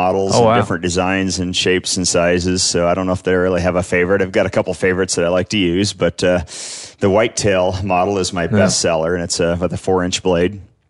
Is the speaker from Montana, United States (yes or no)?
yes; Ennis, Montana, United States; I grew up over in Ennis, Montana, in the Madison Valley. Grew up fly fishing the Madison River and hunting the mountains around there